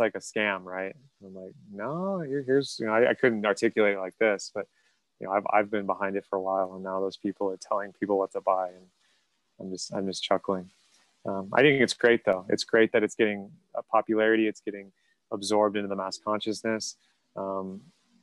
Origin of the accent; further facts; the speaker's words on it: United States; I'm from the United States